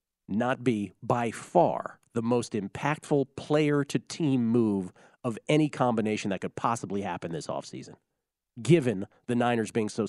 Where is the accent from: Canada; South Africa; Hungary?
Canada; I might be a bit biased as a Canadian